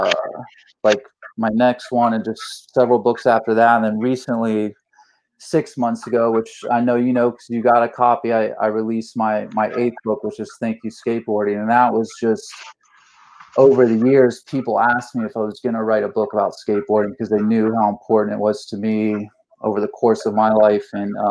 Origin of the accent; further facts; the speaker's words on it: St. Petersburg, Florida, United States; also born or lived in Jacksonville; I grew up in St. Pete and started skateboarding in 1988.